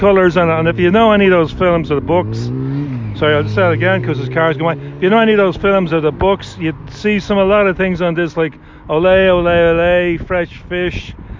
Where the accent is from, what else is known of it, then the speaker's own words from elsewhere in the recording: Dublin, Leinster, Ireland; Okay, so you're a Northsider anyway. Yeah, yeah. Same as myself.